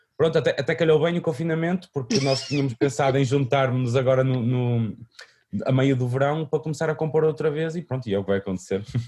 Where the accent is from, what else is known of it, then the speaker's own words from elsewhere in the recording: Vila Nova de Famalicão, Braga, Portugal; foi onde eu nasci, onde cresci, que era o, um parque de uma freguesia chamada Santiago da Cruz, uh, em Vila Nova de Famalicão